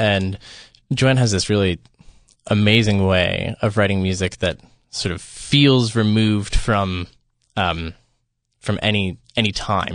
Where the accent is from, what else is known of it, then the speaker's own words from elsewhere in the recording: Philadelphia, Pennsylvania, United States; I'm from the Philadelphia area